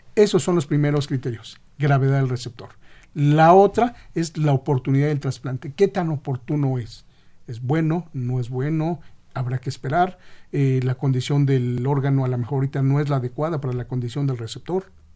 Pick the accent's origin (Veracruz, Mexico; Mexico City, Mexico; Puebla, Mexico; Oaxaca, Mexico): Mexico City, Mexico; yo soy de Xochimilco, todavía se saluda de mano